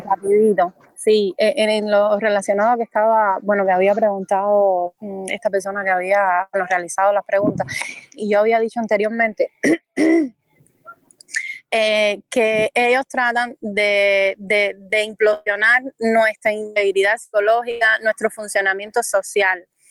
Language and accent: Spanish; Cuba; como cubanos